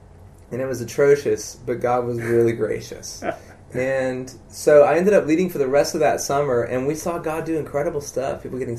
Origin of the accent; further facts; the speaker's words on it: South Carolina, United States; South Carolina, yeah.